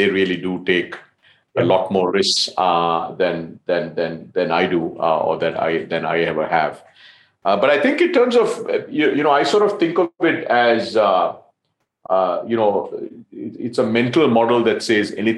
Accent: Colombo, Western Province, Sri Lanka; I'm Sri Lankan, so I grew up in Colombo

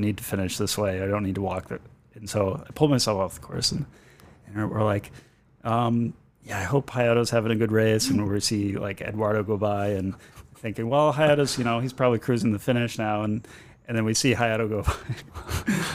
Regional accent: Boston, Massachusetts, United States; I'm a Boston kid. I was born in Boston

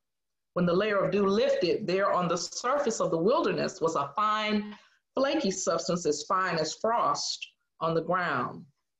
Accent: Jackson, Mississippi, United States; my hometown of Jackson, Mississippi

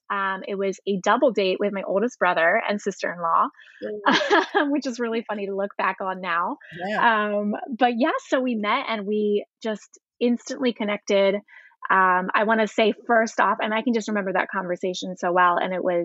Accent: Elizabethtown, Pennsylvania, United States; I was in a little town called Elizabethtown

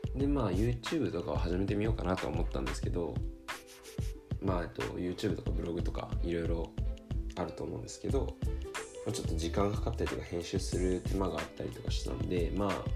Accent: Tokyo, Japan; moved away as an adult; now in California, United States; 生まれも育ちも日本の東京です

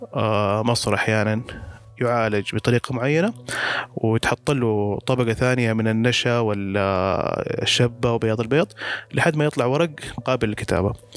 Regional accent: Mecca, Makkah Province, Saudi Arabia; كان عندنا في مكة

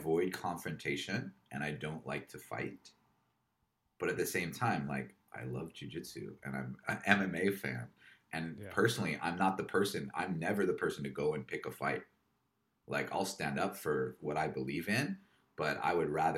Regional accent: Kauai, Hawaii, United States; also born or lived in Los Angeles, United States; now in Melbourne, Australia; I grew up on Kauai with a crew of people

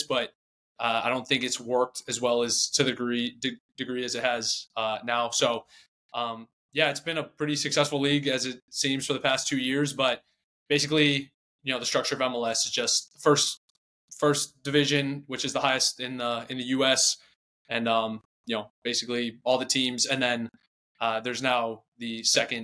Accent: Charlotte, North Carolina, United States; I grew up in Charlotte, North Carolina

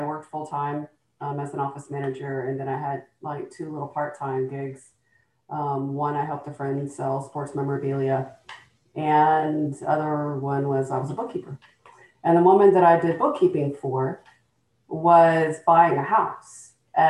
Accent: Columbus, Georgia, United States; also born or lived in Texas; I was born in Georgia. I spent most of my life in Texas. I'm from Columbus, Georgia.

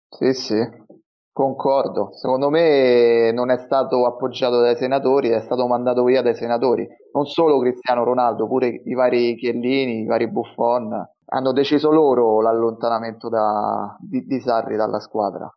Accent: Rome, Lazio, Italy; non sono di zona perché io sono di Roma

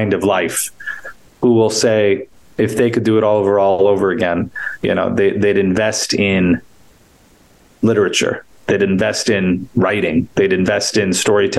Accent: New York, United States; I grew up in New York, and sports were a big part of my nourishment

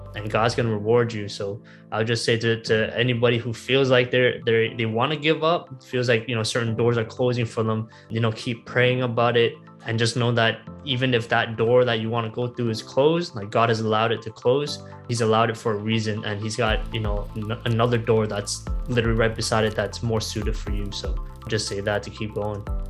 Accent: Toronto, Ontario, Canada; a job that was right here in my hometown

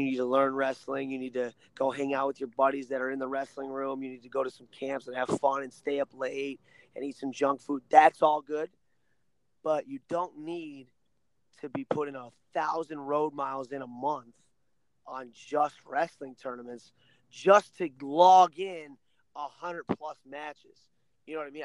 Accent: Ohio, United States; I'm from Ohio

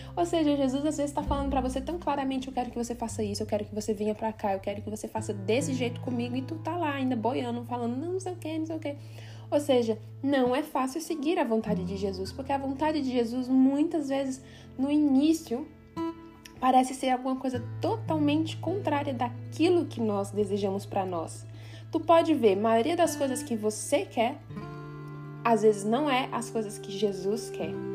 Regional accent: Brazil; now in Switzerland; sair da minha terra, da minha parentela, deixar tudo que eu tinha e vir para a Suíça

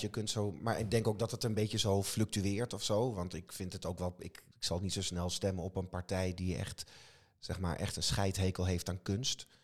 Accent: Wageningen, Gelderland, Netherlands; ik kom zelf uit Wageningen

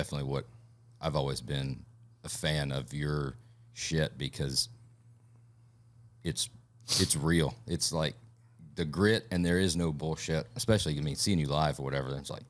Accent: Alabama, United States; also born or lived in Georgia; I'm from Alabama. Mm-hmm. I've been a lot of time in Georgia. I'm from the South. I'm the one that always gets made fun of for being country, being too redneck, right? From these Yankees.

